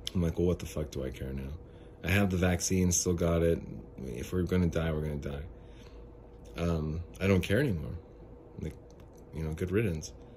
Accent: Phoenix, Arizona, United States; I'm from, I'm from Phoenix

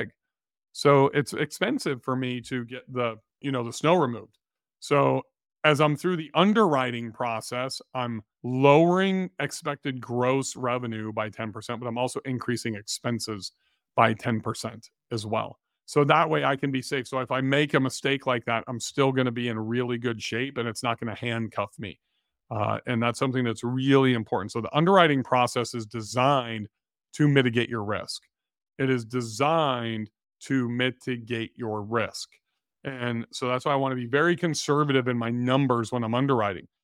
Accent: California, United States; moved away; we grew up in California

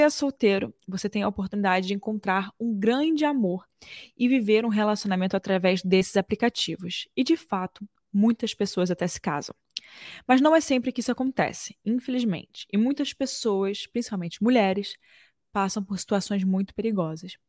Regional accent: Brazil; A gente sendo brasileiro

